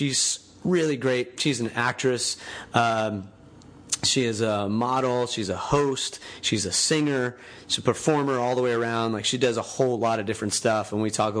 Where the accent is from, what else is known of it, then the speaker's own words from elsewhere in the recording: Panama City, Florida, United States; Erin and I grew up together in Panama City, Florida